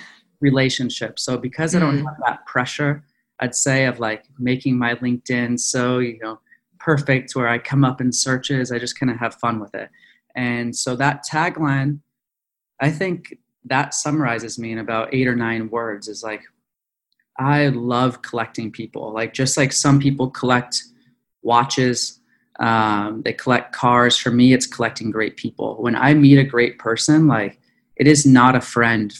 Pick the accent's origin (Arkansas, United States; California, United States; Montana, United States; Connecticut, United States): California, United States; Ojai; moved away as an adult; also born or lived in Philadelphia; I'm originally from Ojai, California, which is about an hour outside of Los Angeles.